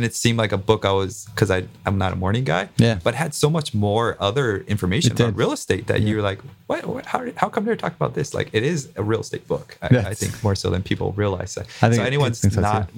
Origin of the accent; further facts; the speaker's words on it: Big Island, Hawaii, United States; I grew up on the Big Island